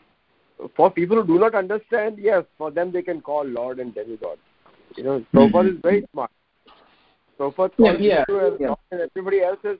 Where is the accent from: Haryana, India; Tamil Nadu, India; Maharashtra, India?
Maharashtra, India; Solapur; I'm from India. I'm from Solapur, Maharashtra.